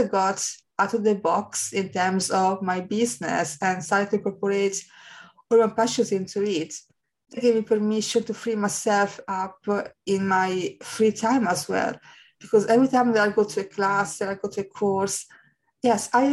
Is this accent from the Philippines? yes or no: no; Italy; I'm from Italy